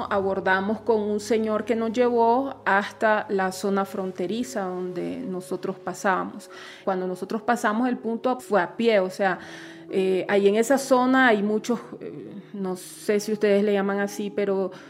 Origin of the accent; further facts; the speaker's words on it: Nicaragua; soy periodista nicaragüense